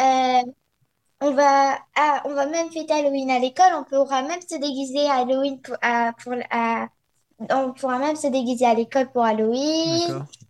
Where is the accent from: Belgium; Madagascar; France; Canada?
France; moved away; je suis française